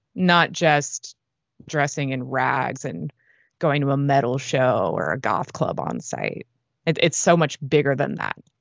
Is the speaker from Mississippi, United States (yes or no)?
no; San Francisco, California, United States; moved away as an adult; now in Los Angeles, United States; I'm from the Bay Area, San Francisco, more or less